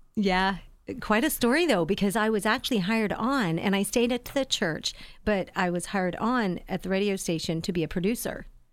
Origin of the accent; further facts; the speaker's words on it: Sugar Grove, Ohio, United States; also born or lived in Lancaster, Ohio; when I was about five and a half, my parents, uh, got a house out in the hills of Sugar Grove. So, I was, uh, that country girl